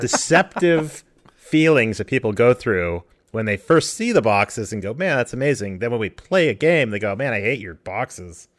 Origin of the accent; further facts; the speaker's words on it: Colorado, United States; moved away; I grew up in Colorado in the middle of the mountains.